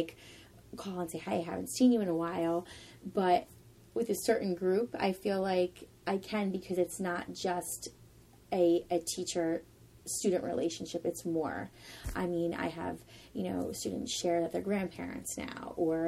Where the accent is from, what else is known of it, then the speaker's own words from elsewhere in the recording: Vineland, New Jersey, United States; now in Ocean City, United States; I'm originally from Vineland, New Jersey, which is about 40 minutes away